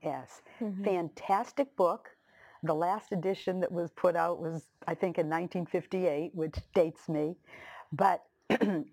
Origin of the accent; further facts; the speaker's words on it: Lynn, Massachusetts, United States; I was from Lynn English